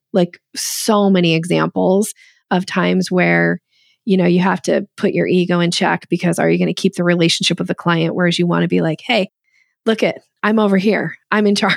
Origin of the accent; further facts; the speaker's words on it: Boise, Idaho, United States; I grew up in Boise, Idaho